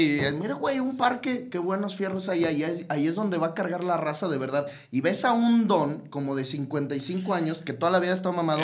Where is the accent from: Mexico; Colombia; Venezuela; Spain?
Mexico; Somos mexicanos